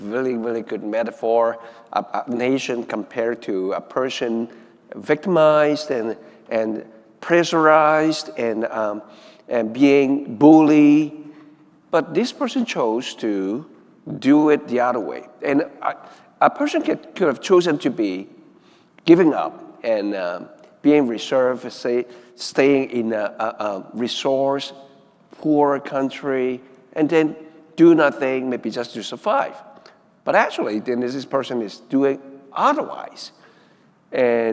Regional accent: Hong Kong; moved away; I'm originally from Hong Kong

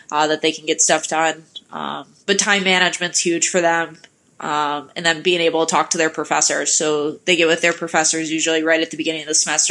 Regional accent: Detroit, Michigan, United States; moved away as an adult; also born or lived in West Virginia / Kalamazoo; now in Marquette, United States; I was from the Detroit area

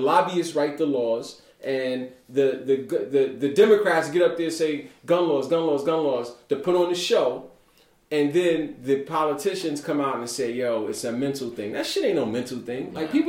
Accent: New York City, New York, United States; growing up in Brooklyn in the time that I grew up. And metal detectors was in our school in 1986 in high school.

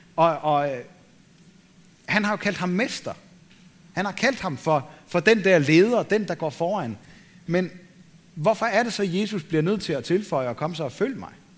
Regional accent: Denmark; vi som danskere

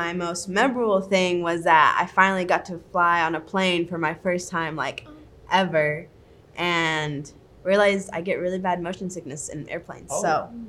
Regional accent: Heber Springs, Arkansas, United States; now in Kansas City, United States; I'm from Heber Springs, Arkansas. It's a really small town. But we have a beautiful lake.

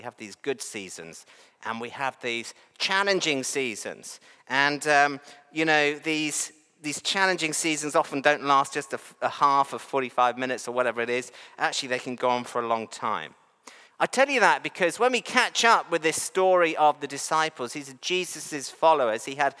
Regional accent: New Zealand; also born or lived in England; I actually have dual nationality, so I am a Kiwi. I'm also English.

